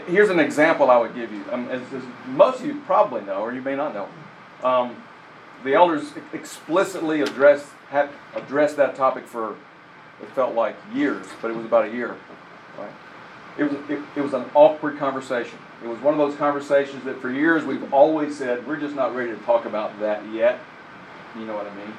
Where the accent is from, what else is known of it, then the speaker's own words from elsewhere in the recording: England, United Kingdom; an English person